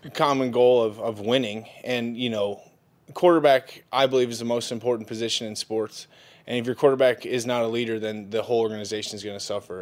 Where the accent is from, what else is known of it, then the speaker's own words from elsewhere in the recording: Indianapolis, Indiana, United States; I'm from Indianapolis